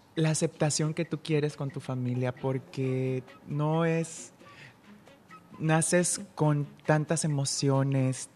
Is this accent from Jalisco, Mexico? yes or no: yes; Guadalajara, Jalisco, Mexico; now in Puerto Vallarta, Mexico; soy eh, de Guadalajara, pero yo soy pata salada.